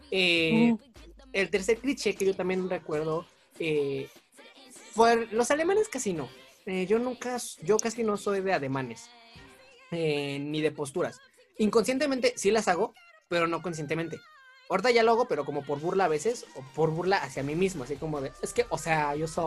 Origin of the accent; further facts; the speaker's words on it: Mexico; accent: norteño, colombiano, chilango mix; mezcla entre norteño, slash colombiano, slash este chilango.